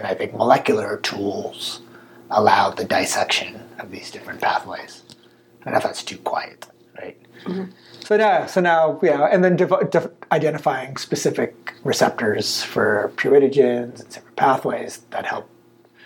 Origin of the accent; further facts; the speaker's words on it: United States; I grew up in the States.